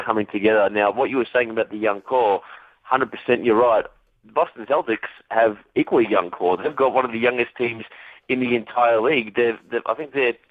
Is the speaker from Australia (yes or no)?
yes; Australia